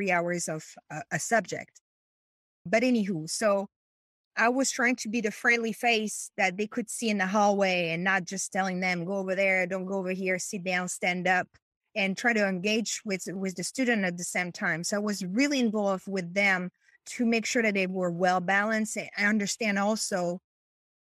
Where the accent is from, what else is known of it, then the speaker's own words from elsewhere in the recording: France; English is a second language; moved away as an adult; now in Chicago, United States; So I am from France. Was married to an American person and moved from France to the US